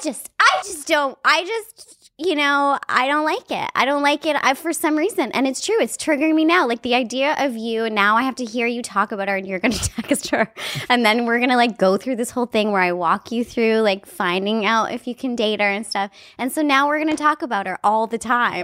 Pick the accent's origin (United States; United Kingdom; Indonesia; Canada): Canada; I'm a Canadian